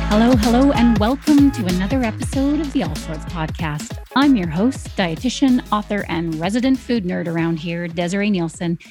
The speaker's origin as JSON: {"language": "English", "country": "Canada", "tie": "born or raised there", "said": "growing up in Canada"}